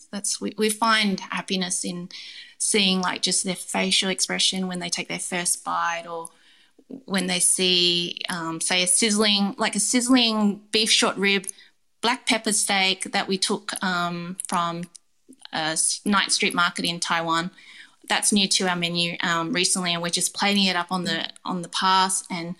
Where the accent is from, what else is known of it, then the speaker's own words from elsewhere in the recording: Canberra, Australian Capital Territory, Australia; Eddie Crescent was where the street I grew up on in Canberra when me and Vin first met.